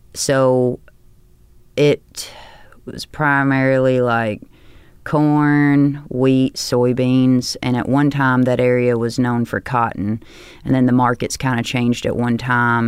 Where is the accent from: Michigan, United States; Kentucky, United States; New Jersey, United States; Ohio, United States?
Kentucky, United States; Hickman; born or raised there; also born or lived in Union City, Tennessee / Murray, Kentucky